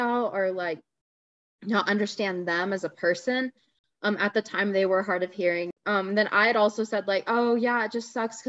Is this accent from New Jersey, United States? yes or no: no; Las Vegas, Nevada, United States; I'm from Las Vegas.